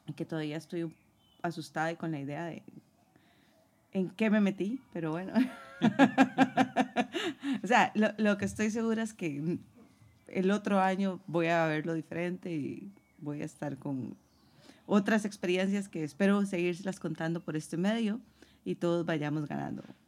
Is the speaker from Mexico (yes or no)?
no; San José, Costa Rica; moved away as an adult; now in Madrid, Spain; Soy de San José, Costa Rica, el país del pura vida y tengo cinco años de estar viviendo en la Bella Madrid